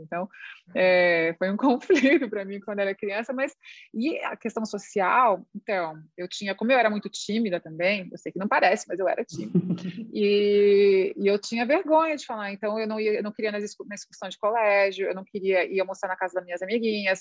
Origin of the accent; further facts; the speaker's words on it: Santa Catarina, Brazil; a minha família é gaúcha, mas eu nasci em Santa Catarina